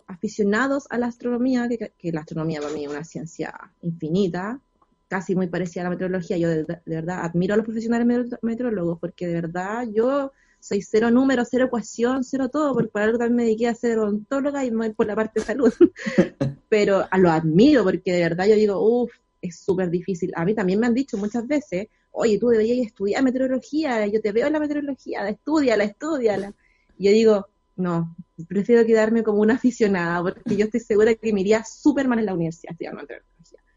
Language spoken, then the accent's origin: Spanish; Los Andes, Valparaíso, Chile; yo soy de los Andes